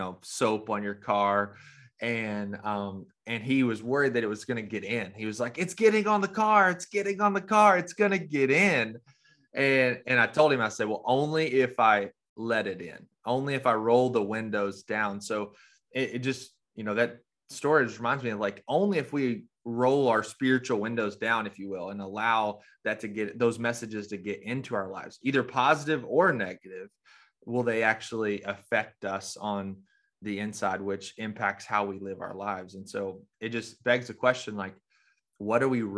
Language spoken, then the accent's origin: English; Arkansas, United States; Rena and I grew up in Arkansas